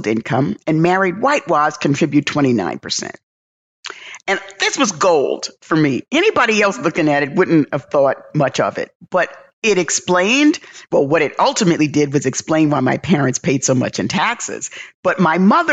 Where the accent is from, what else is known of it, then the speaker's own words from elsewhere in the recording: New York City, New York, United States; moved away as an adult; now in Atlanta, United States; growing up in the South Bronx, experiencing racism, observing racism